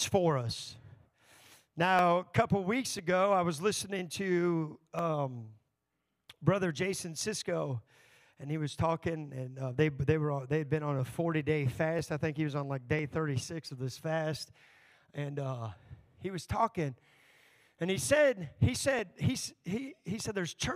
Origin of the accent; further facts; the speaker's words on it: Texas, United States; now in Elkhart, United States; I grew up in Texas